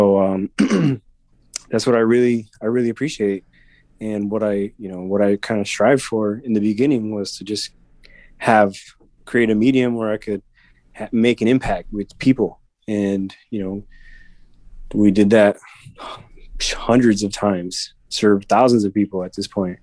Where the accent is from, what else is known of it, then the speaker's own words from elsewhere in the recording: Chicago, Illinois, United States; growing up in Chicago